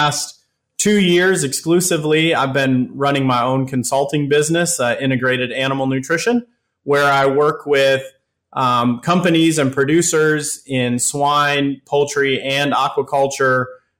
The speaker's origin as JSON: {"language": "English", "town": "Worthington", "region": "Minnesota", "country": "United States", "tie": "born or raised there", "moved": "as an adult", "lives_now": "North Carolina, United States", "said": "I grew up in Worthington, Minnesota, so I'm a native of Southwest Minnesota"}